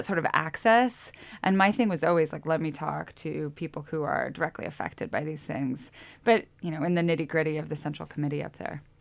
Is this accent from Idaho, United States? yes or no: yes; Lewiston, Idaho, United States; now in Montana, United States; I'm from Lewiston